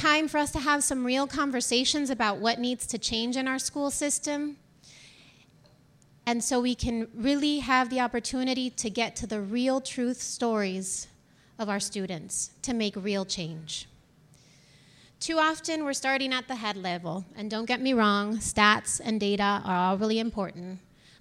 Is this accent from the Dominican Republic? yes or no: yes; Dominican Republic; moved away; I'm from the Dominican Republic, and when I came here